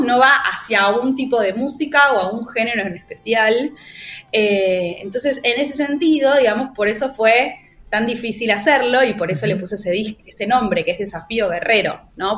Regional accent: Buenos Aires, Argentina; yo soy de Buenos Aires

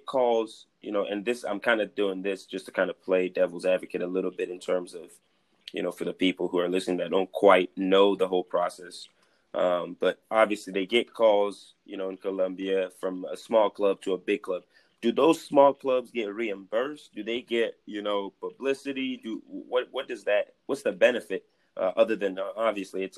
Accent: Cameroon; moved away; I'm from Cameroon

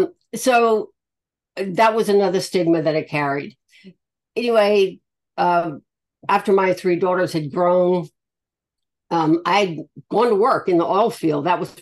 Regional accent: the South, United States; I'm from the South, a Yankee, of all things.

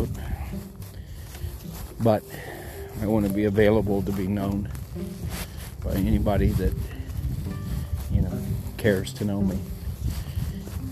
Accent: Texas, United States

